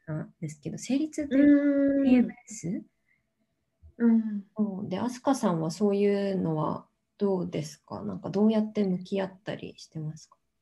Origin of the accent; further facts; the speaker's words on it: Tokyo, Japan; 私は東京生まれで今も東京に住んでるんですけど